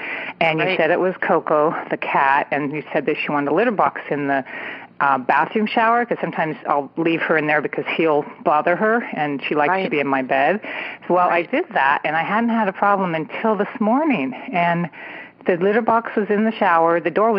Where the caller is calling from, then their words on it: San Francisco Bay Area, California, United States; I am calling from the San Francisco Bay Area.